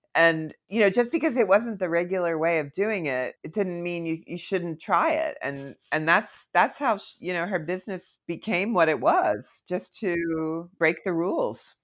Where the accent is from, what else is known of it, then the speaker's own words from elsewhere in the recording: Philadelphia, Pennsylvania, United States; moved away as an adult; also born or lived in Aspen, Colorado / New York City; I actually moved not from Philadelphia where I grew up, but from Aspen, Colorado, where I lived for a couple of years to New York